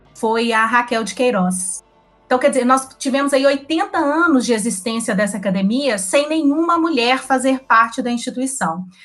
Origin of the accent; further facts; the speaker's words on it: Belo Horizonte, Minas Gerais, Brazil; sou mineira, belo-horizontina, atleticana